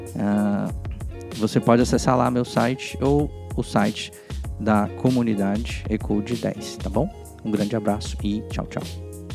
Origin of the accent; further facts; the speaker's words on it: Goiânia, Goiás, Brazil; moved away as an adult; also born or lived in Porto Velho, Rondônia / Brasília / Portugal; now in United States; eu sou goiano, né? Eu nasci em Goiânia, morei em outra cidade, morei em Porto Velho, Rondônia, depois morei, voltei para Goiânia